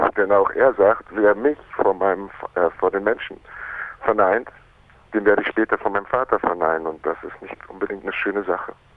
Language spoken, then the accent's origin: German; Munich, Bavaria, Germany; also born or lived in Miami, United States / Berlin; die haben sich in München kennengelernt und da bin ich quasi geboren und aufgewachsen in die Schule gegangen